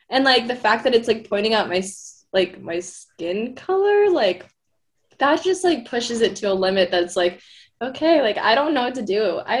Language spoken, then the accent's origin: English; Philippines; I mean, I'm Filipino. I like get darker also in the summers